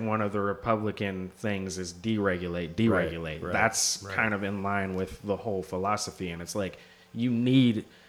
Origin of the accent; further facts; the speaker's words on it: Seattle, Washington, United States; growing up in the Northwest, I ended up at a school called Orca